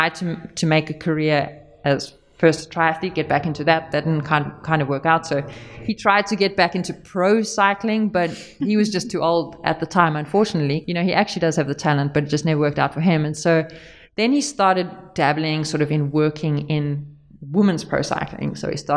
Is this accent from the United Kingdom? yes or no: no; South Africa; now in Banyoles, Spain; I actually come from growing up in South Africa on a big family farm as well.